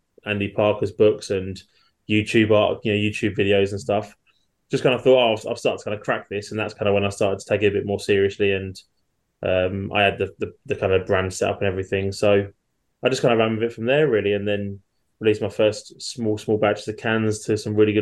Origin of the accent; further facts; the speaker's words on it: Chelmsford, East of England, United Kingdom; I'm from Chelmsford in Essex. I've lived here most of my life